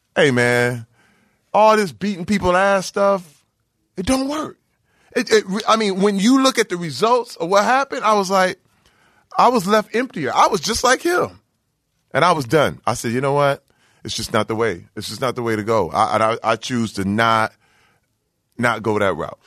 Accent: Flint, Michigan, United States; growing up in Flint, Michigan, uh, where I came up, and I, I literally graduated class of eighty-six.

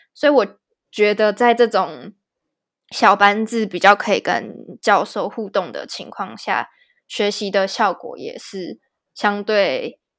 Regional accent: Taiwan; moved away as an adult; also born or lived in Regensburg, Germany; now in Frankfurt, Germany; 对我们台湾人来说，就是 A B C D 是最简单的

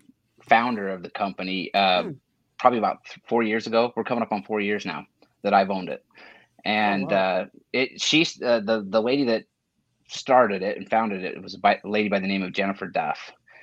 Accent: Idaho, United States; now in Arizona, United States; I grew up in Idaho.

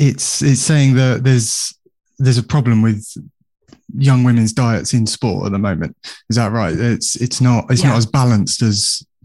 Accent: Bristol, South West England, United Kingdom; I grew up in Bristol.

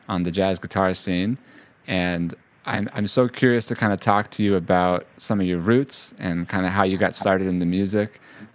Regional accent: San Rafael, California, United States; I'm actually from the Bay Area, and I went to a school called San Rafael High on the other side of the Bay.

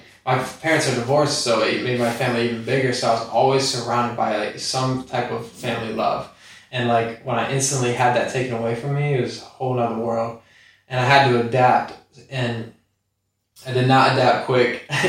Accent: Ohio, United States; Yeah, Ohio.

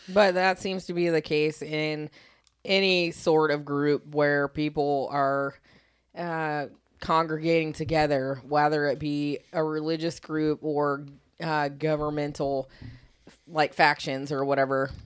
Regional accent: Riverview, Florida, United States; My hometown is Riverview

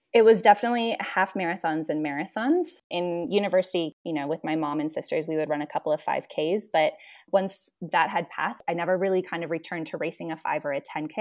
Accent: Cedar Rapids, Iowa, United States; moved away as an adult; also born or lived in Guatemala City, Guatemala; I am originally from Cedar Rapids, Iowa. was raised there

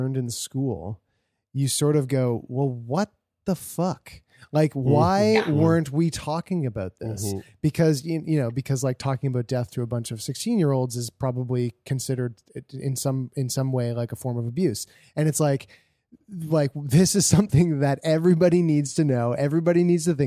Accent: Canada; we're coming from the Canadian perspective

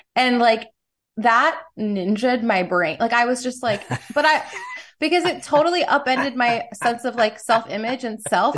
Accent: New York City, New York, United States; I grew up in New York City in the '90s

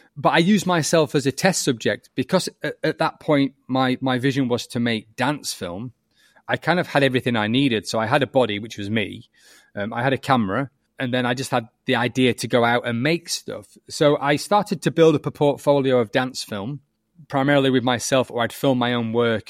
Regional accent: the north of England, United Kingdom; accent: northern; I'm northern. You might notice that from my accent

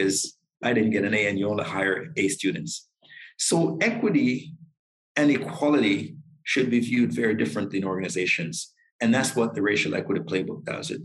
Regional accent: Toronto, Ontario, Canada; I grew up in Malvern

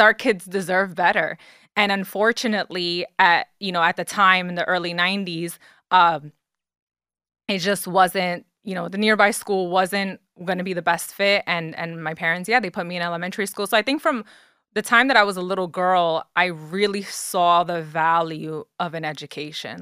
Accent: New York City, New York, United States; moved away as an adult; now in Jersey City, United States; So I was born and raised in the Bronx, New York

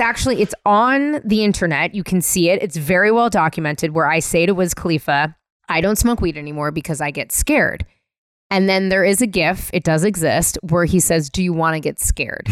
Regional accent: San Francisco, California, United States; moved away as an adult; also born or lived in Northampton, Massachusetts / New York; being born and raised in San Francisco

